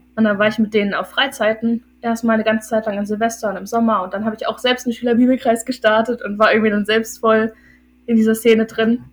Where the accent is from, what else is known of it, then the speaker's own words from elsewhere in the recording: Hildesheim, Lower Saxony, Germany; ich bin 21 und ich komme aus Hildesheim. Das ist in Niedersachsen